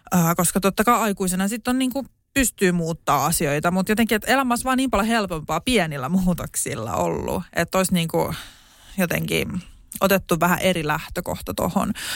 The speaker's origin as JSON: {"language": "Finnish", "town": "Espoo", "region": "Uusimaa", "country": "Finland", "tie": "born or raised there", "also_born_or_lived": "Suvela, Espoo", "said": "Mä synnyin Espoossa"}